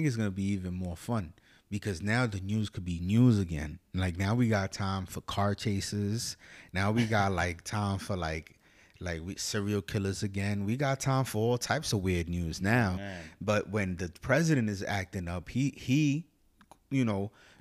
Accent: New York, United States; as a New Yorker

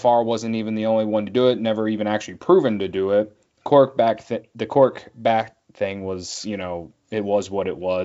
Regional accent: downstate Illinois, United States; I'm from downstate, so I grew up in Cardinal country

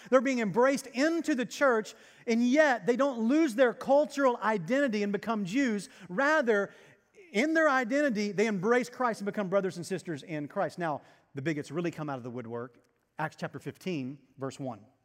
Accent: Arkansas, United States; now in Texas, United States; I come from Arkansas

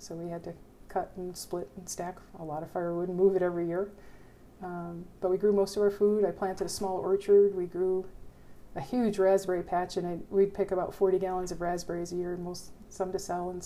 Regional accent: Lenox, Massachusetts, United States; moved away as an adult; also born or lived in Panguitch, Utah / Plains, Montana; now in Montana, United States; I grew up outside of Lenox, Massachusetts

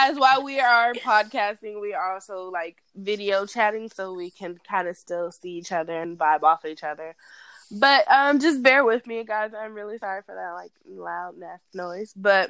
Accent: Fayetteville, North Carolina, United States; I guess I would say that Fayetteville, North Carolina is my hometown because

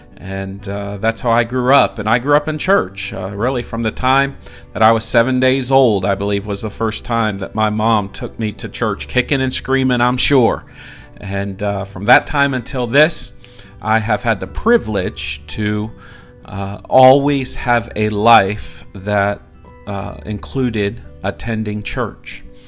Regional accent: Morgantown, West Virginia, United States; also born or lived in Indiana; moved to West Virginia. And that's where I called home for my upbringing years. I was raised in Morgantown, West Virginia. My dad was a pastor, which makes me a preacher's kid.

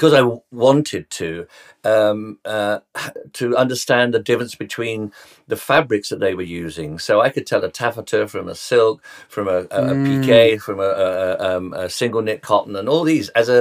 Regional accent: London, United Kingdom; I was born in Tottenham, North London.

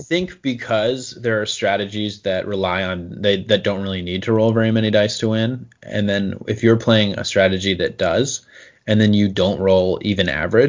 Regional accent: United States

